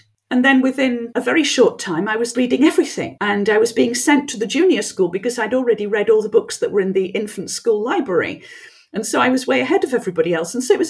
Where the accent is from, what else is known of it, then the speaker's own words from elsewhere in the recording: Yorkshire and the Humber, United Kingdom; first language French; English is a second language; Well, actually, French was my first language. My mother didn't speak any English at all